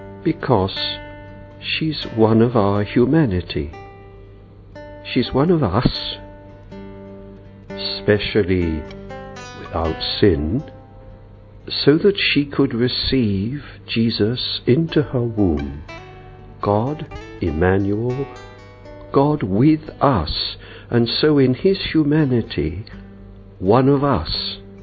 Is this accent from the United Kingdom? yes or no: yes; London, United Kingdom; I'm English from London, from Farm Street Church.